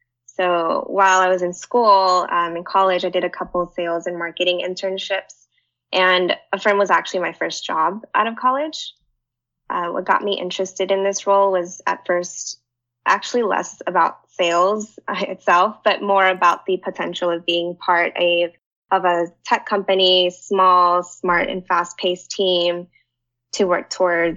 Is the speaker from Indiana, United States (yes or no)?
no; Pasadena, California, United States; moved away as an adult; now in San Francisco, United States; I'm actually in my hometown, Pasadena